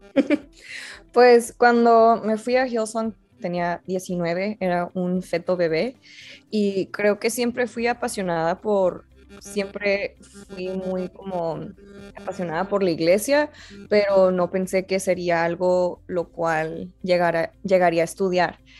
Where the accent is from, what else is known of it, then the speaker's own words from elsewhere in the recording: Mexico; la gente ya no asume que soy mexicana